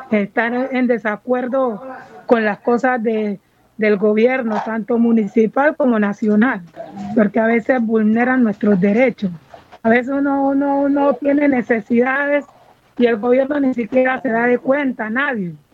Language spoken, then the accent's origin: Spanish; Buenaventura, Valle del Cauca, Colombia; desde pequeña Nací, aquí en Buenaventura, soy nacida y criada aquí en Buenaventura.